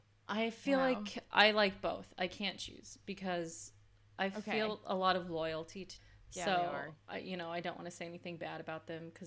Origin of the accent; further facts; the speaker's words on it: Las Vegas, Nevada, United States; moved away as an adult; I grew up in Las Vegas.